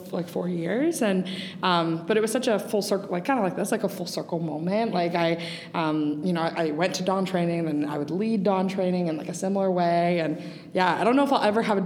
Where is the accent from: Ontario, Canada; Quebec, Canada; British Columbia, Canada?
Ontario, Canada; Milton; I grew up in Milton.